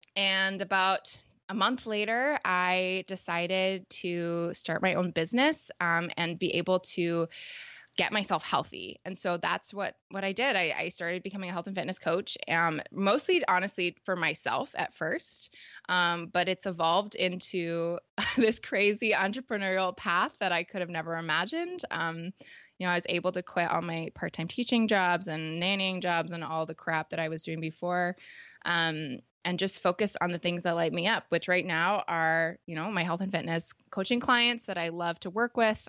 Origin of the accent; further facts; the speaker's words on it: Toronto, Ontario, Canada; I'm from Canada, um, specifically, like, grew up in Toronto.